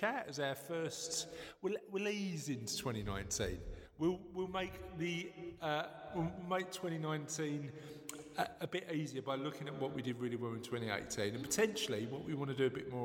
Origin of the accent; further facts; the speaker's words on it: London, United Kingdom; I'm from the East End